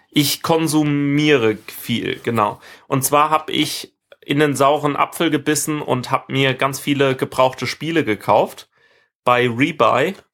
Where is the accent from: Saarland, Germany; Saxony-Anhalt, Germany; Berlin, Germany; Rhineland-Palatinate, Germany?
Rhineland-Palatinate, Germany; dass es jetzt Freifunk Weinstraße gibt äh, in meiner Heimat und ähm, habe das auch gleich meiner Familie installiert